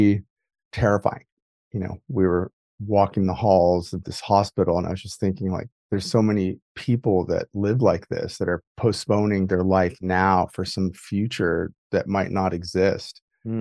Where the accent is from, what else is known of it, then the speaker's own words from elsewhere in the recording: Midwest, United States; I grew up, I was raised in the Midwest